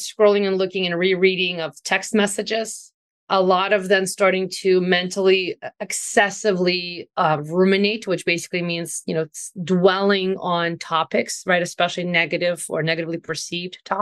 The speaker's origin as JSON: {"language": "English", "country": "Ukraine", "moved": "yes", "said": "I'm also from Ukraine originally"}